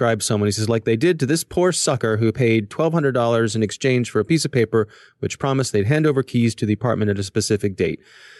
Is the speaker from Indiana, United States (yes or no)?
no; Orlando, Florida, United States; born there; I was born in Orlando, Florida.